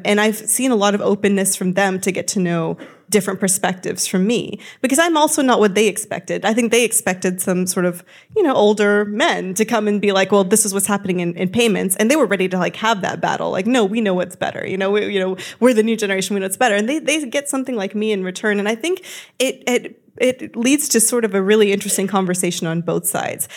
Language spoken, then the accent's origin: English; United States; you can see I'm American